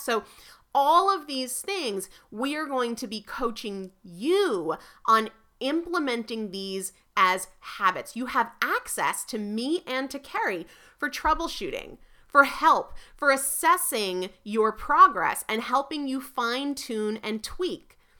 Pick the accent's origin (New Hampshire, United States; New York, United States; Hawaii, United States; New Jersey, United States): New Hampshire, United States; moved away; I'm originally from New Hampshire